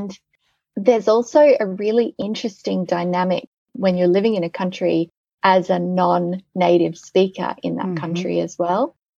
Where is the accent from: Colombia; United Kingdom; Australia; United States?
Australia; now in Netherlands; I can never truly be Dutch. I'm too Australian.